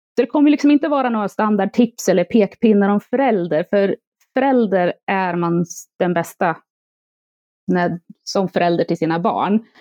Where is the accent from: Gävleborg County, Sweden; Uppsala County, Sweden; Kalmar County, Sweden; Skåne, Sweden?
Gävleborg County, Sweden; Järvsö; moved away; also born or lived in Stockholm; jag är född och uppvuxen i Järvsö